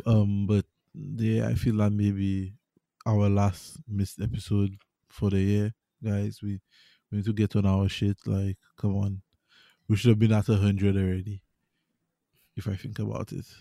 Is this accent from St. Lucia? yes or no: yes; St. Lucia; I play tennis in Saint Lucia, I grew up playing tennis in Saint Lucia